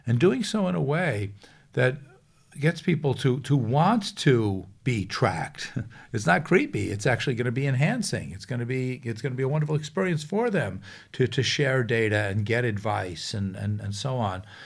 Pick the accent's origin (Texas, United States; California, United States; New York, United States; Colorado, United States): New York, United States; Long Island; I grew up in New York, uh, on Long Island